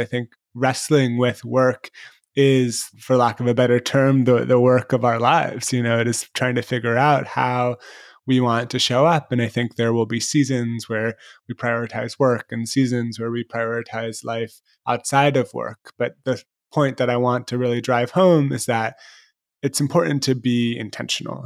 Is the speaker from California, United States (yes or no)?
yes; San Francisco, California, United States; I grew up in San Francisco